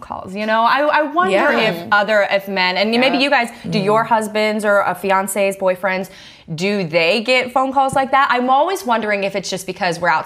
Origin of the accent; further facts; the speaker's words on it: the South, United States; I grew up in the South